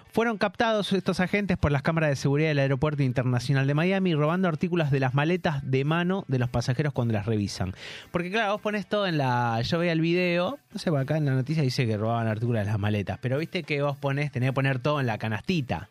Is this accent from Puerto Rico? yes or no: no; Buenos Aires, Argentina; moved away; Yo, soy de Cava y sigo, sigo siendo de Cava